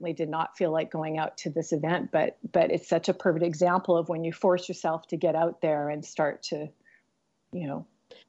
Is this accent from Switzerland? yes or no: no; Vancouver, British Columbia, Canada; also born or lived in New York; I moved back to Vancouver from New York, in light of, you know, what was happening with the political climate and everything. And I had some personal things that sort of landed me back into my hometown.